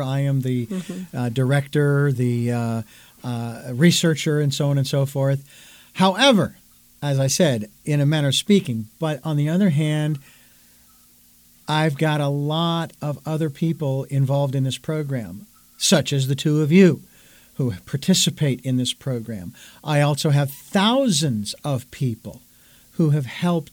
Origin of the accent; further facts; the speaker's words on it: Phoenix, Arizona, United States; Phoenix, Arizona, my hometown where I was born and raised